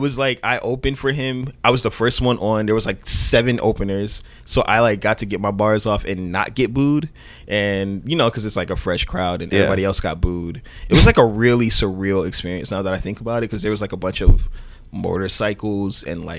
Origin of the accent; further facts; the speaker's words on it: Miami Gardens, Florida, United States; moved away as an adult; also born or lived in Oakland, California; I'm originally from Miami Gardens.